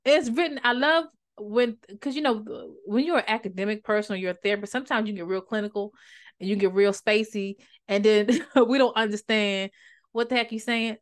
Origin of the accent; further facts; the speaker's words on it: Maryland, United States; moved away; also born or lived in North Carolina; I'm from Maryland